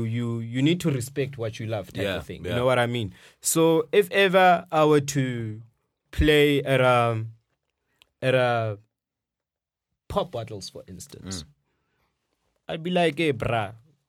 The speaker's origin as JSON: {"language": "English", "town": "Rustenburg", "region": "North West", "country": "South Africa", "tie": "born or raised there", "said": "I grew up in Rustenburg, but it's not different."}